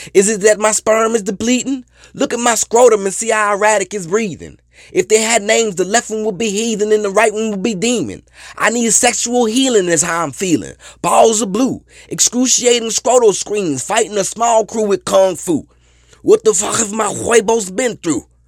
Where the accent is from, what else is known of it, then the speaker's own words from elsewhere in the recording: New Orleans, Louisiana, United States; also born or lived in Los Angeles; I'm not from LA. I'm from New Orleans, but I came from LA.